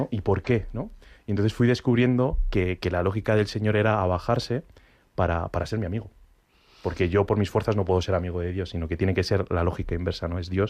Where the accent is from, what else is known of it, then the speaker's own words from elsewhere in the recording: Asturias, Spain; Sí, sí, Picos de Europa, pero que yo soy de Asturias, que no ha habido Picos de Europa nunca.